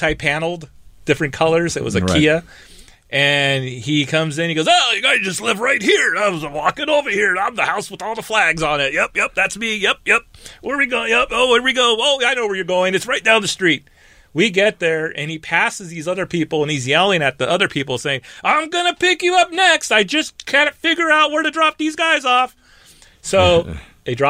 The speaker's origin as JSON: {"language": "English", "region": "California", "country": "United States", "said": "I'm from California"}